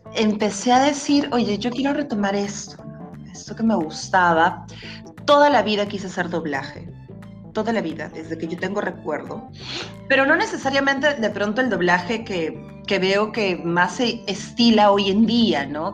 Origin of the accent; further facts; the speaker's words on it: Peru; soy peruana